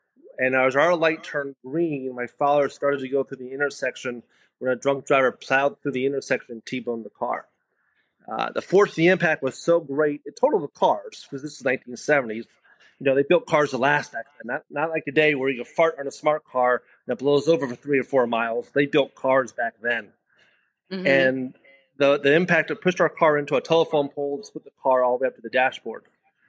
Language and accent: English; New York, United States; born there; also born or lived in Spring Valley; I was 8 weeks old. I was born in New York.